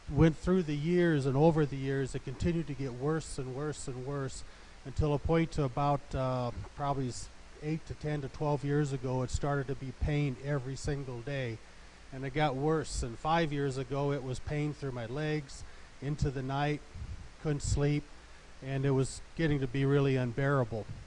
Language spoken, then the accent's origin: English; Olathe, Colorado, United States; I'm from Olathe, Colorado